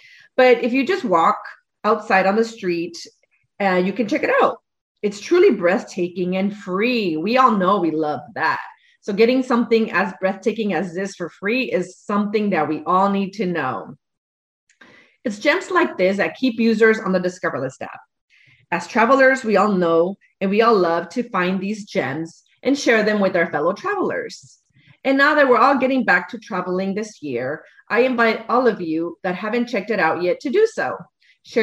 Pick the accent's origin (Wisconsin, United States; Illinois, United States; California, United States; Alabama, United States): California, United States; Los Angeles; Los Angeles, my hometown